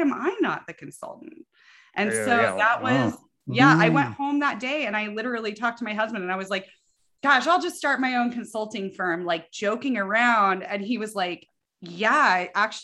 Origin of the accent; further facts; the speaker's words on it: Colorado, United States; I grew up in Colorado